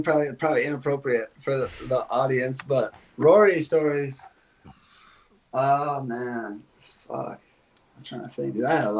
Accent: Israel; Because we're from like two like very different places.

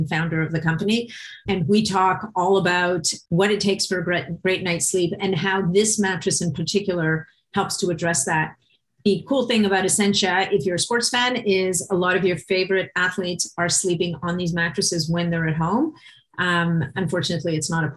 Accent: Montreal, Quebec, Canada; moved away; a fellow Montrealer, even though we're no longer both in Montreal

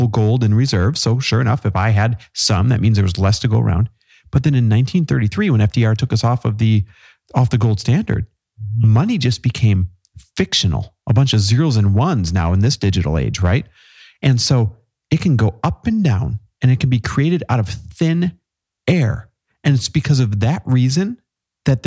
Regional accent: Midwest, United States; now in Southern California, United States; I grew up in the Midwest

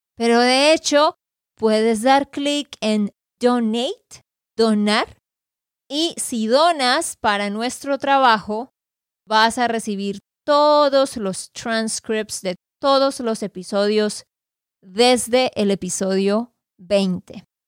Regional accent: Santander, Colombia; de Santander, Colombia.

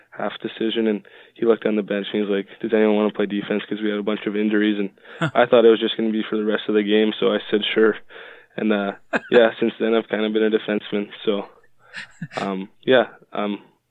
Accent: Richmond, British Columbia, Canada; I'm from Richmond, BC, just outside of Vancouver

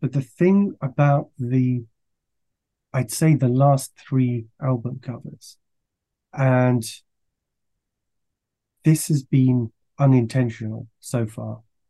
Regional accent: France; also born or lived in Belgium; I grew up in France and Belgium, so that has a strong comic culture.

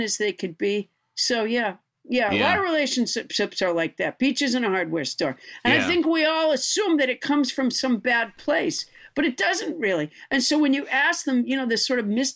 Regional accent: Sudbury, Massachusetts, United States; also born or lived in Huntsville, Alabama; I was born in Huntsville, Alabama, and I was raised in Massachusetts

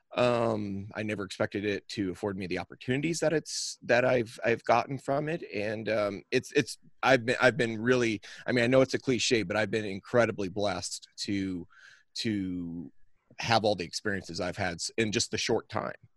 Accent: the Northern Ozarks, South Central Missouri, United States; I am from South Central Missouri, the Ozark. I'm from the Northern Ozarks

